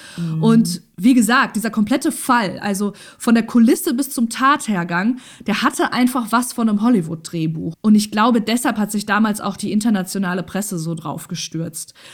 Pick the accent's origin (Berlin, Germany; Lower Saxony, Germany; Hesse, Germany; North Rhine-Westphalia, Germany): Hesse, Germany; near Rotenburg an der Fulda, northern; moved away as an adult; now in Essen, Germany; ganz in der Nähe des Ortes, wo ich aufgewachsen bin mhm. und meine Jugend verbracht habe